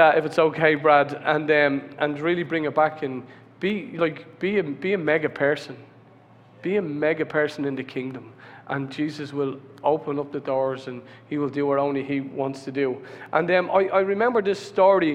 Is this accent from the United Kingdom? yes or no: no; Ireland